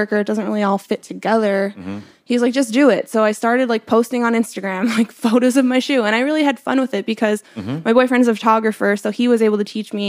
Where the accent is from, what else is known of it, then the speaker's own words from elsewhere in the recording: Pennsylvania, United States; moved away as an adult; also born or lived in New York; where I grew up in Pennsylvania too, we didn't have like sneaker stores. It was middle of nowhere